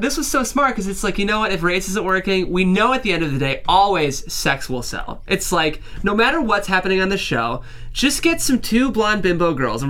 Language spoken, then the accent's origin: English; Midwest, United States; I grew up in the Midwest.